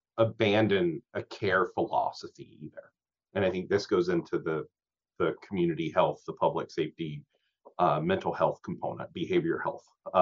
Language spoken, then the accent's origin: English; Louisiana, United States; now in Whatcom County, United States; I'm originally from Louisiana